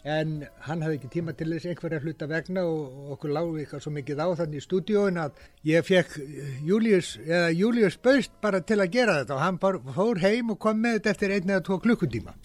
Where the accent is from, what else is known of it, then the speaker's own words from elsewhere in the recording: Iceland; ég er frá Íslandi